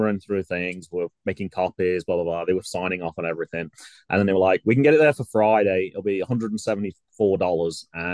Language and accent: English; England, United Kingdom; now in Ohio, United States; I mentioned I was from England.